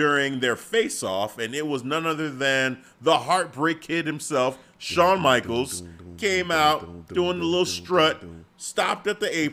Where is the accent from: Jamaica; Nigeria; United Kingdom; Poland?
Nigeria; being Nigerian